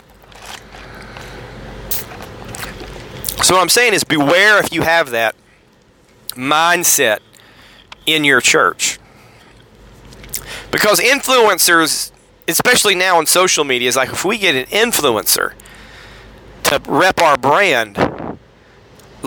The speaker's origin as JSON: {"language": "English", "town": "Cartersville", "region": "Georgia", "country": "United States", "tie": "born or raised there", "said": "When I was young, here in Cartersville, I won't name the church"}